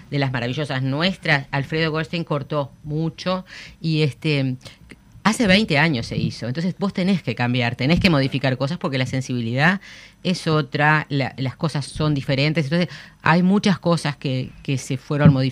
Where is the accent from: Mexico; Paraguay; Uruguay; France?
Uruguay; nosotros somos este, muy uruguayos, muy distintos, muy particulares, ¿no?